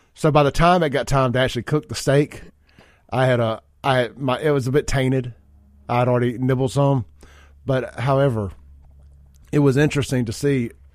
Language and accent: English; Byram, United States; growing up in Byram